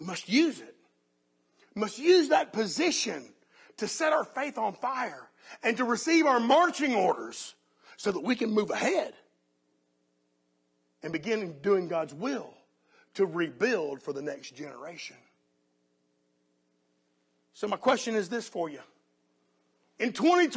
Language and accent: English; United States; as American Christians